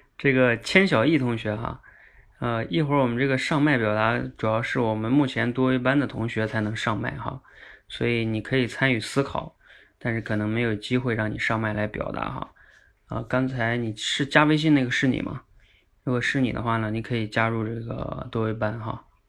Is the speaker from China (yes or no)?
yes; Northeast China, China; moved away; 我从我的老家东北，今天坐了几个小时车